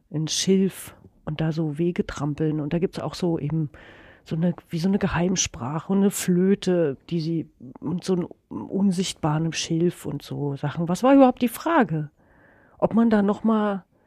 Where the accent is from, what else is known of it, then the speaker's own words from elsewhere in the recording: Germany; das ist meine Heimat und so, hier bin ich gerne